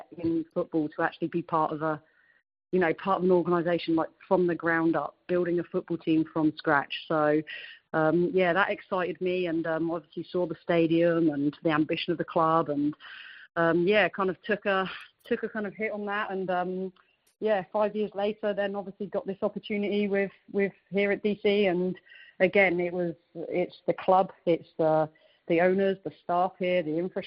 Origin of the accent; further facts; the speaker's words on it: Reading, South East England, United Kingdom; moved away as an adult; now in Washington, D.C., United States; I'm originally from England. So born and bred in a little place called Reading, which is kind of 40 minutes west of London